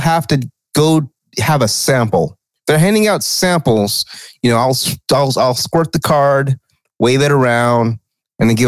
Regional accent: the South, United States; Growing up in the South

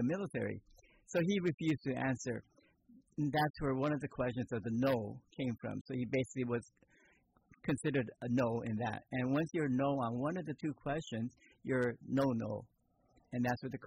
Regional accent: Palo Alto, California, United States; also born or lived in Japan; now in Petaluma, United States; coming to America at the age of 8 and starting all over in school, starting from first grade, and growing up in Palo Alto

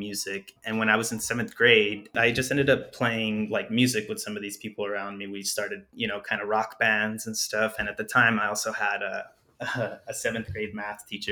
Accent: Douglas, Arizona, United States; moved away; also born or lived in Agua Prieta, Sonora, Mexico; I was growing up in Douglas

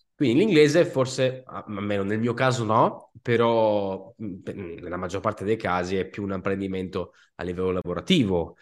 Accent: Sicily, Italy; Io sono siciliano

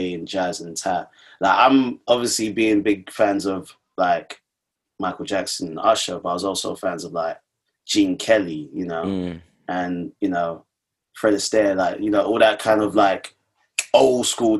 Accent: London, United Kingdom; I'm from Hackney

